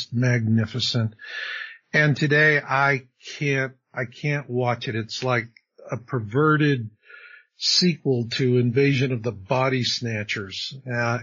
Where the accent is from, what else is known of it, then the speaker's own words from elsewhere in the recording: Arizona, United States; I grew up in Arizona.